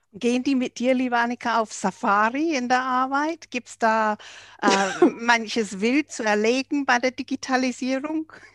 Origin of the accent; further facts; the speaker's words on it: England, United Kingdom; moved away; ich als Engländerin